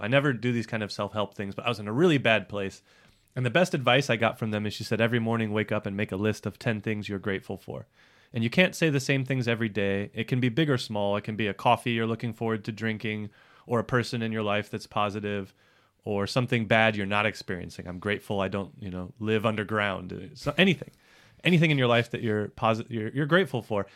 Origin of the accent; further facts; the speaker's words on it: United States; also born or lived in Hawaii; I'm white and from America.